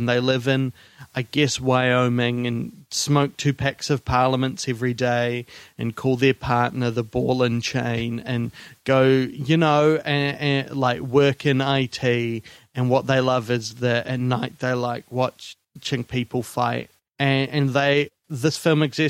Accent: Wellington, New Zealand; I grew up in Arrow Street in Wellington

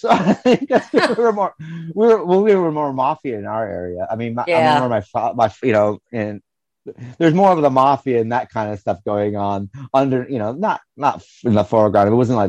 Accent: the North, New York, United States; you and I, we come from the North, and we didn't have all that in the North. The North was totally different.

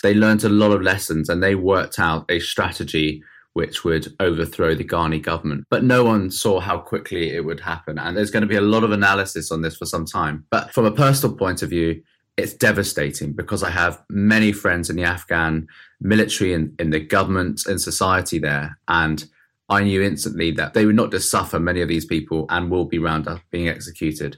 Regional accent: Oxted, South East England, United Kingdom; Oxted, where I grew up in Surrey

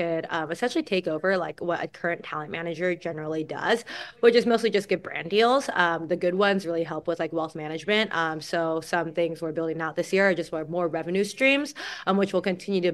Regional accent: California, United States; I grew up in California.

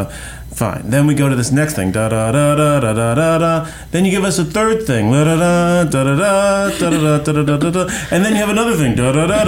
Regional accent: New York City, New York, United States; I grew up in New York City

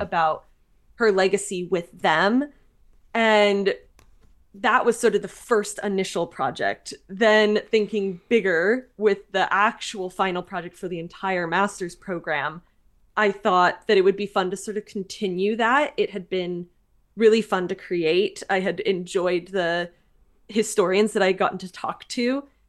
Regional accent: California, United States; I'm originally from California in the United States

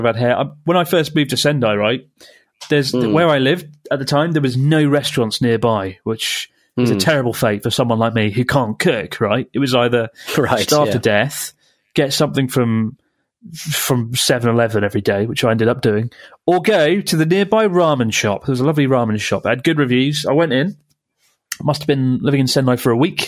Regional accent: United Kingdom; moved away; I'm British

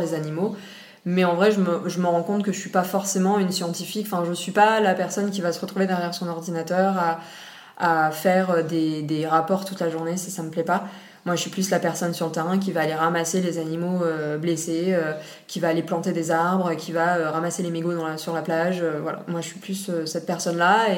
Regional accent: Réunion; also born or lived in Nice, France; quand j'avais 5 ans, ils ont décidé de faire le voyage et de venir à la base pour 5 ans s'installer et puis en fait ça fait 25 ans qu'on est là donc euh, voilà donc j'ai grandi ici jusqu'à mes 18 ans

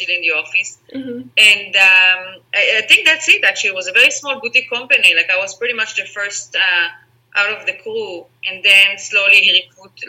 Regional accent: Israel; English is a second language; moved away as an adult; also born or lived in Spain / Singapore / Netherlands; now in Los Angeles, United States; So I'm from Israel. My mom is from Israel. My dad is from Holland, the Netherlands, but I grew up in Israel.

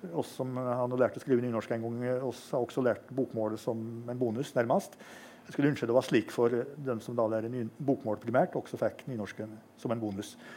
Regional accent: Innlandet, Norway; Innlandet, som der jeg kommer fra

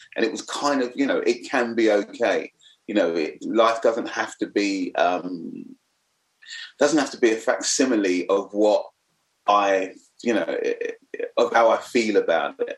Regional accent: London, United Kingdom; also born or lived in Forest Gate; I was a black kid, lived growing up in the East End.

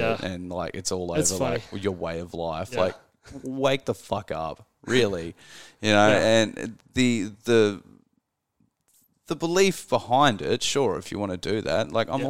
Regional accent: Australia; I'm Australian.

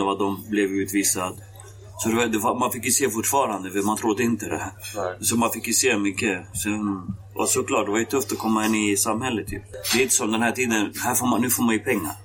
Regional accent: Västerås, Västmanland, Sweden; also born or lived in Kosovo; Jag kom till Västerås 1995. Så 95 har jag bott i Västerås

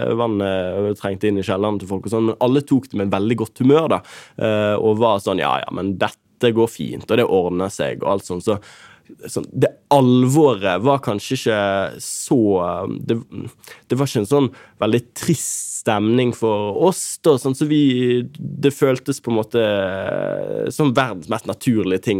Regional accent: Bergen, Vestland, Norway; moved away as an adult; also born or lived in Oslo; now in Tromsø, Norway; Jeg har ingen bindinger annet enn familie eh, hjemme i Bergen

